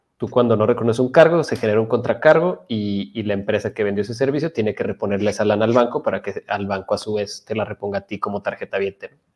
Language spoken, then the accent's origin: Spanish; Chihuahua, Mexico; soy de Chihuahua